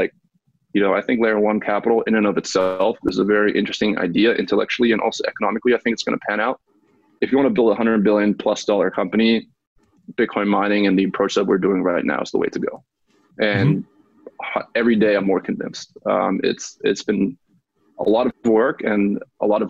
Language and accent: English; Munich, Bavaria, Germany; moved away as an adult; now in United States; I was born and raised in Munich, Germany, and then came to the States for college